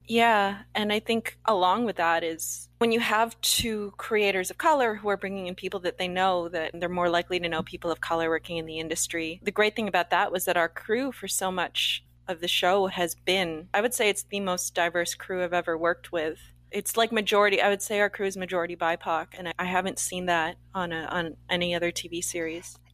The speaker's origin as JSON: {"language": "English", "country": "Canada", "said": "we're both Canadian, Asian Canadian actors, producers, writers working up here"}